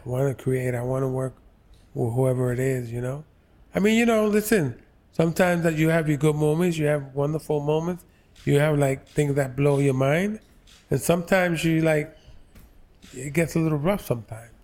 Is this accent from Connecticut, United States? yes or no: no; New York City, New York, United States; I grew up on the Lower East Side.